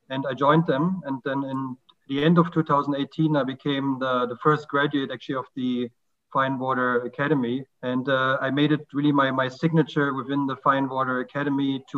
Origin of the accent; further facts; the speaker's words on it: Germany; now in Lilongwe, Malawi; I'm originally from Germany, and I'm currently living in Lilongwe, Malawi.